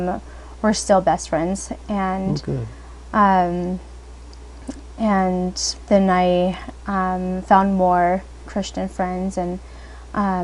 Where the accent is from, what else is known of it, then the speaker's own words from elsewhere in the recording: Newberg, Oregon, United States; I grew up in Newburgh, Oregon